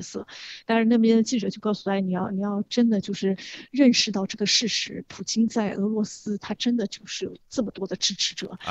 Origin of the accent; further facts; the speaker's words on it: China; 我们中国人就是从小被吓唬大的